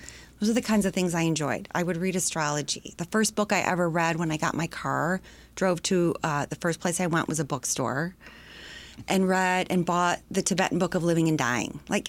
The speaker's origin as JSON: {"language": "English", "town": "Sterling Heights", "region": "Michigan", "country": "United States", "tie": "born or raised there", "also_born_or_lived": "Detroit / Macomb Township / Wyandotte", "said": "I grew up, I started in Detroit proper, and then we moved out to the suburbs north, Sterling Heights, out to Macomb Township."}